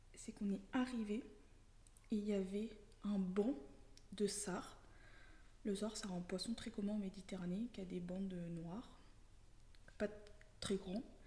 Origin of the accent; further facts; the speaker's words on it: Lyon, Auvergne-Rhône-Alpes, France; j'ai grandi euh, essentiellement à Lyon